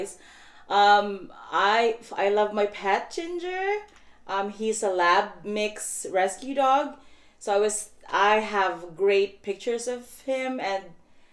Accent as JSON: {"language": "English", "country": "Philippines", "first_language": "Cebuano", "second_language": "English", "moved": "as an adult", "lives_now": "Canada", "said": "my own language, which is Visayan, because I come from the Philippines, by the way. I'm just here in Canada for 5 years"}